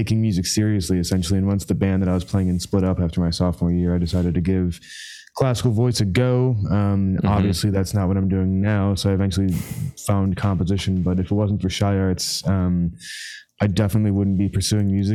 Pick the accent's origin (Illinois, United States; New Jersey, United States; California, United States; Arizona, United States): Illinois, United States; Chicago; I grew up in Chicago